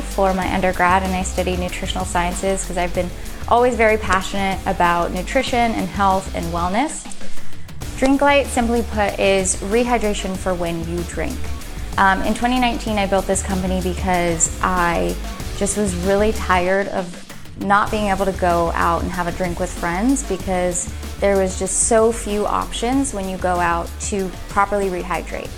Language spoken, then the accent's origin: English; Orangevale, California, United States; I was born and raised in Orangeville, California, which is a small town up north